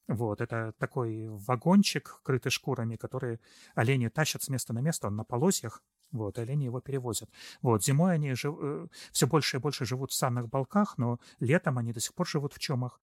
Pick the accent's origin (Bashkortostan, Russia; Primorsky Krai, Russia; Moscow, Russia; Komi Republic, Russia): Komi Republic, Russia; southern; Я родился в Коме, правда. Я родился на юге республики Коми